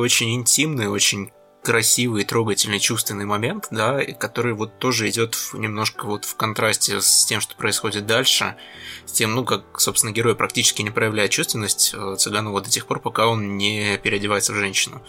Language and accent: Russian; Krasnodar Krai, Russia; moved away; я сам с Кубани. Я туда катаюсь довольно часто